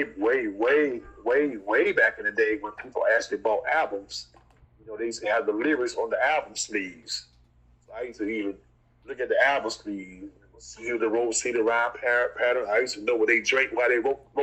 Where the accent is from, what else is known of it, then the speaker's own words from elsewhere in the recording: Lake Hamilton, Florida, United States; moved away as an adult; also born or lived in Haines City, Florida; now in Tallahassee, United States; I went to Haines City, but I'm from Lake Hamilton